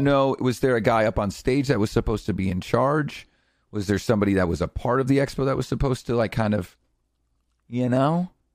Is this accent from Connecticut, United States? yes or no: yes; Connecticut, United States; I'm from Connecticut